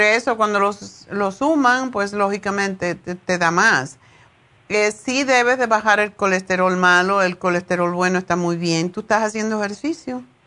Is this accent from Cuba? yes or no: yes; Cuba; moved away; yo me fui de Cuba hace como 100 años